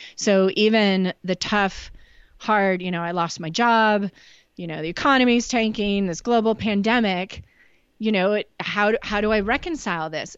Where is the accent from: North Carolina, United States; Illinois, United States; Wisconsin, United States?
Illinois, United States; Chicago; also born or lived in Nashville, Tennessee; now in Northeast Oregon, United States; grew up in Chicago